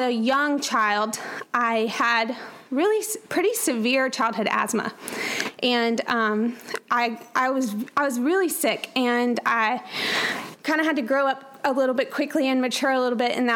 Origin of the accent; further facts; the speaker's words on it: Atlanta, Georgia, United States; moved away; I grew up in Atlanta, Georgia, with a wonderful family